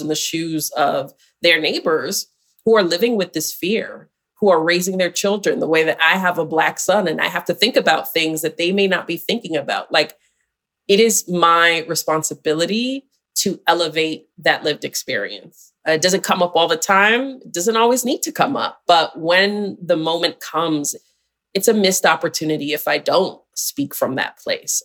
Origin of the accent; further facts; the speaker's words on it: Syracuse, New York, United States; I'm from Syracuse, which is just a couple hours from Buffalo, New York